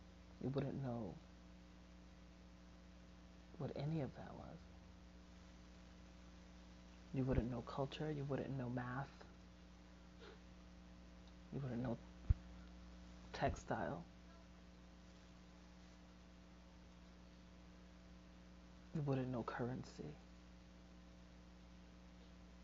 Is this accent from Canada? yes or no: no; United States; I was born in America and I was raised by a Puerto Rican woman